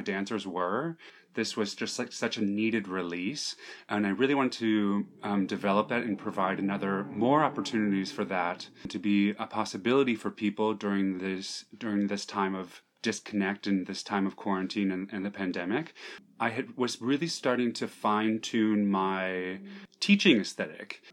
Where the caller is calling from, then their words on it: New York, United States; I'm calling from Manhattan, from New York, New York.